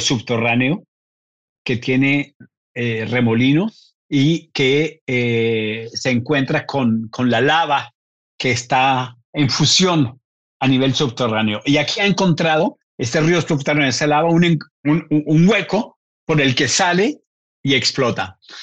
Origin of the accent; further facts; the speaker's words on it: Colombia; nací en, en Colombia